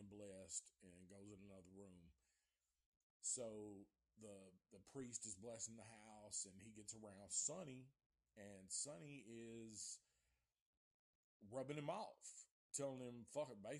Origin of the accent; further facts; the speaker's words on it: Antioch, the South, United States; I'm from the South